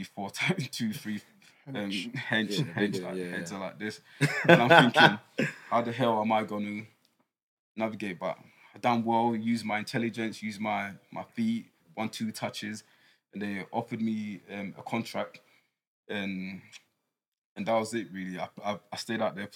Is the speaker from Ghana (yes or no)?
yes; Ghana; now in United Kingdom; growing up in Ghana, I was born in Ghana